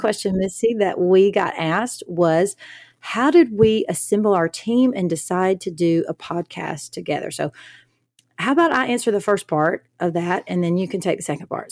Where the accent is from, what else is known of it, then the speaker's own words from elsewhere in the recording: the South, United States; I'm from the South.